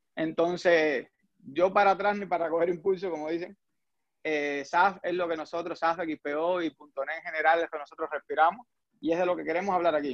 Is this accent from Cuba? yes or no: yes; Cuba; first language Spanish; moved away as an adult; now in United States; yo soy eh, de origen cubano, ingeniero eléctrico, aquí en Estados Unidos, pero en Cuba yo estudié automática